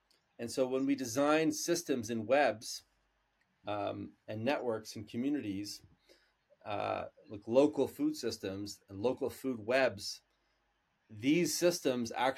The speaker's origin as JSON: {"language": "English", "country": "Canada", "said": "we're Canadian"}